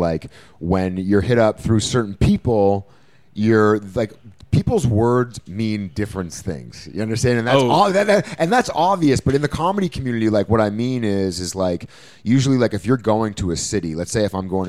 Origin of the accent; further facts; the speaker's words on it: Canada; I'm Canadian